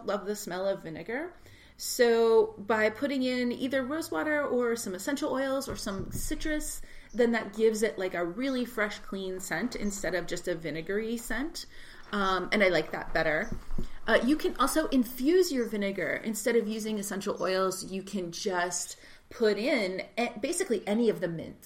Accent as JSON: {"language": "English", "region": "Texas", "country": "United States", "tie": "born or raised there", "said": "I grew up in Texas, and so we said Bon Ami."}